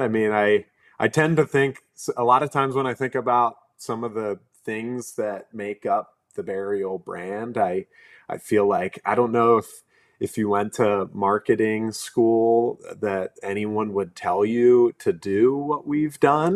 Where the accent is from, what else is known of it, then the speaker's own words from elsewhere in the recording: right outside of Philadelphia, Pennsylvania, United States; I grew up in Pennsylvania, like, right outside of Philly